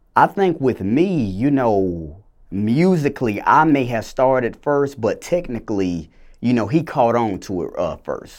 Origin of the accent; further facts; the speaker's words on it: Clayton County, Georgia, United States; also born or lived in Macon, Georgia; originally I was born in Macon, Georgia, but I was raised in, uh, Clayton County, you know, the south side of the metro area of Atlanta